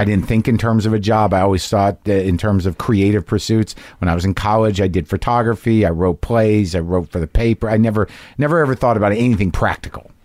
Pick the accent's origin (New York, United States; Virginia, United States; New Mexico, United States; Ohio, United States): New Mexico, United States; I grew up in New Mexico